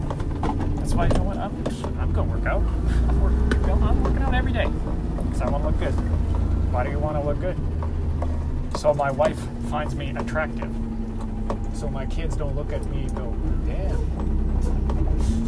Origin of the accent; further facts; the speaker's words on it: Winnipeg, Manitoba, Canada; I'm from Winnipeg